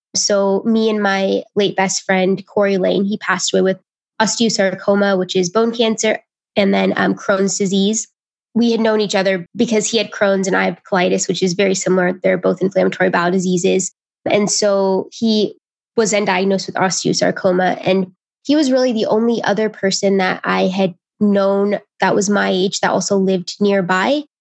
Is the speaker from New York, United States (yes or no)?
no; Indiana, United States; I'm from Indiana